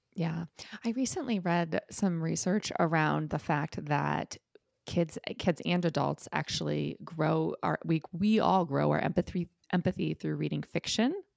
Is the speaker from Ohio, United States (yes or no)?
yes; Ohio, United States; I grew up in Ohio